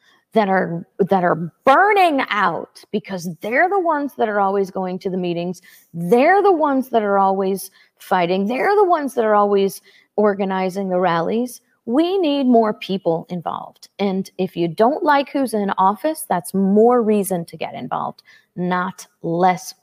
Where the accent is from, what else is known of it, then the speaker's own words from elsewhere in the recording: St. Louis, Missouri, United States; I grew up in St. Louis, Missouri.